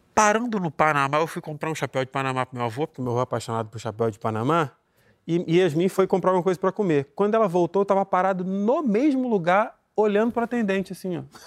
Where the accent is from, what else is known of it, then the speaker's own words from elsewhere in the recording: Nova Iguaçu, Rio de Janeiro, Brazil; Eu sou de Nova Iguaçu